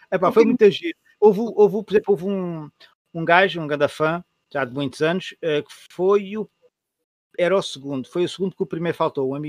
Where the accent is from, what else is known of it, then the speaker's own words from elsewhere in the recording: Setúbal, Portugal; quando disse, sou de Setúbal